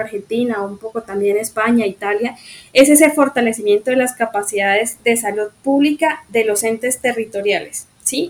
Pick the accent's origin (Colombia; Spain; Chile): Colombia; como sociedad colombiana